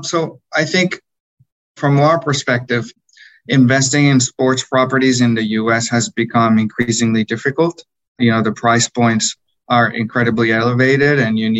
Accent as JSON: {"language": "English", "region": "Bogotá", "country": "Colombia", "tie": "born or raised there", "said": "I grew up in Bogota, in Colombia, where soccer or football is the number one sport."}